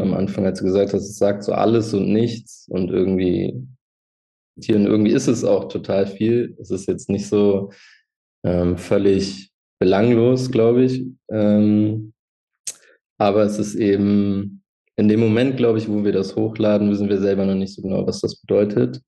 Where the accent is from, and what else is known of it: Hildesheim, Lower Saxony, Germany; born or raised there; now in Hanover, Germany